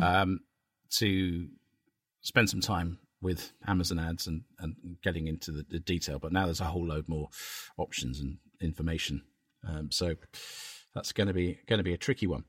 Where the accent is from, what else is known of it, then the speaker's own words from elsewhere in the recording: Cambridge, East of England, United Kingdom; my hometown of Cambridge